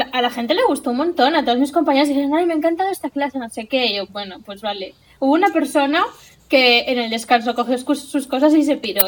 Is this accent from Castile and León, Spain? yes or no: no; Silla, Valencian Community, Spain; vengo de mi pueblo, de Silla